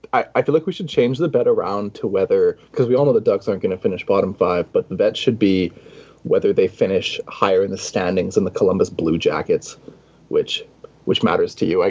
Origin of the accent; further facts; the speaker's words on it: Canada; as a Canadian